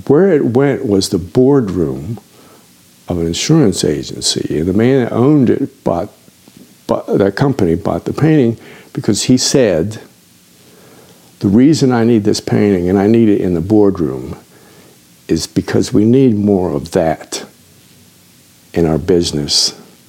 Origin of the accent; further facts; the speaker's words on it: Washington, District of Columbia, United States; I grew up in Washington, D.C., before the subway system.